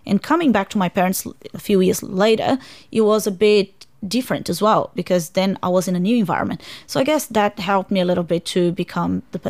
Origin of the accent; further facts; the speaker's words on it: São Paulo, Brazil; English is a second language; also born or lived in Fortaleza; I was raised in Fortaleza for a couple of years, or probably 3 years, then back to São Paulo again.